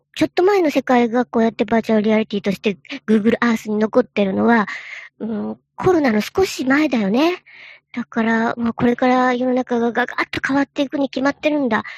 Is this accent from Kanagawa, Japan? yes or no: no; Joetsu, Niigata, Japan; now in Nagoya, Japan; 僕のふるさとだった、その長年、え何代も前から住んでいる、え新潟のね、上越というとこが